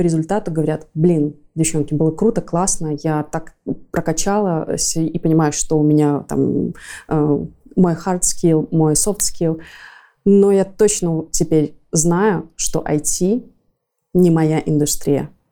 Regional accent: Belarus; мы тоже как белорусы

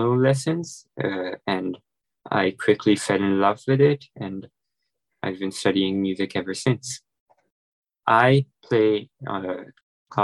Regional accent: Afghanistan; moved away as an adult; now in United States; in Afghanistan we don't have a lot of music

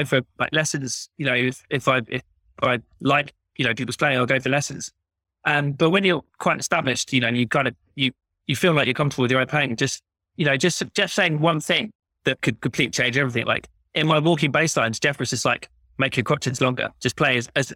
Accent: London, United Kingdom; I'm a London boy myself. Like, I grew up in Wimbledon

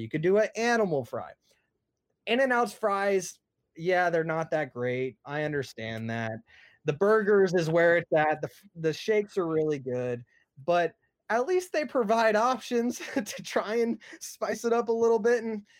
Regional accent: Texas, United States; I don't like In-N-Out because I'm from Texas and Whataburger is bomb.

